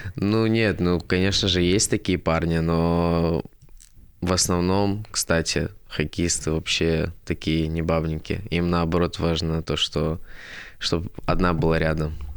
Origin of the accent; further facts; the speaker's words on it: Sochi, Krasnodar Krai, Russia; moved away; я сам из Сочи